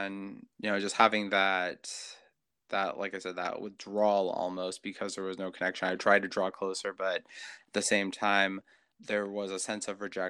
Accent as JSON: {"language": "English", "region": "Washington", "country": "United States", "tie": "born or raised there", "also_born_or_lived": "Hawaii", "said": "I live in Kent, Washington. I was born in Hawaii. My dad was military, and I came to Washington with my mom and my sisters when I was 5. And my dad, since he was military, got transferred up to this area. So been here pretty much ever since."}